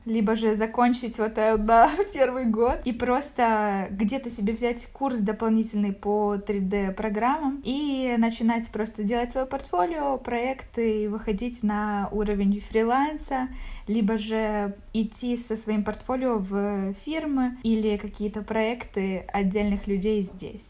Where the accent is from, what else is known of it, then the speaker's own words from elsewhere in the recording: Zaporizhzhia, Zaporizhzhia Oblast, Ukraine; moved away as an adult; now in Kraków, Poland; я из Запорожья